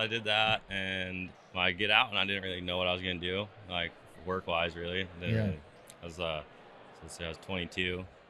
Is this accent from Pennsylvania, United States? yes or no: no; Prineville, Oregon, United States; I grew up in Prineville, kind of just my dad and everyone like grew up like logging and stuff like that, cutting trees, firewood, you know. It's a logging area in there